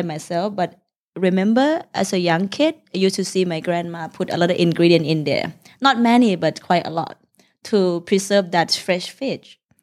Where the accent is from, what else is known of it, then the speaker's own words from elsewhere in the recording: Udon Thani, Thailand; English is a second language; now in Bangkok, Thailand; come from Udontani, the northeastern part of Thailand, uh, which is near Laos.